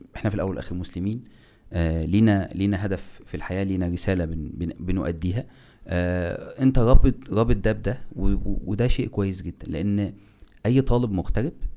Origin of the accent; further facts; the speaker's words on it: Egypt; now in Turkey; عندنا احنا ك ك ك كمصريين